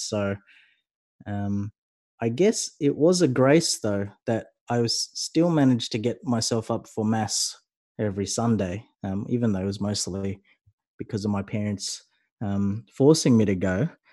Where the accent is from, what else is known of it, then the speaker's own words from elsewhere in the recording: Sydney, New South Wales, Australia; I'm from Sydney